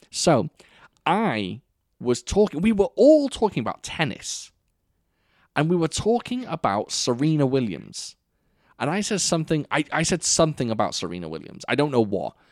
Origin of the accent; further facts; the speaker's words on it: Wales, United Kingdom; I am obviously Welsh